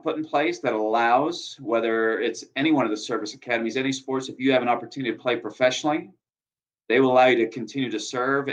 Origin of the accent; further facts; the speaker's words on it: upstate New York, United States; moved away; I was born upstate New York, way up near the Canadian border